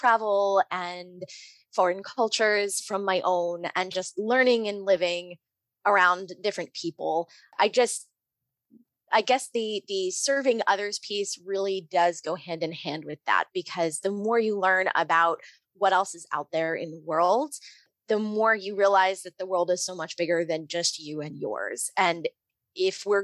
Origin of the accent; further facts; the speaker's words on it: New Jersey, United States; I grew up in the Lutheran Church, ELCA, in New Jersey